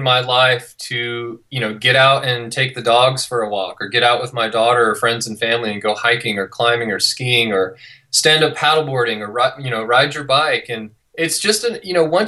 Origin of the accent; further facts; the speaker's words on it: near Yosemite National Park, California, United States; moved away as an adult; now in Utah, United States; I grew up in California, came out to ski in Utah about 20 years ago, and just never left